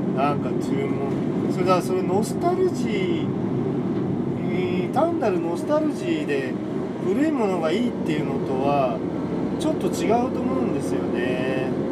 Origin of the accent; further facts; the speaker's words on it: Tokyo, Japan; 僕はあの東京出身なんですけど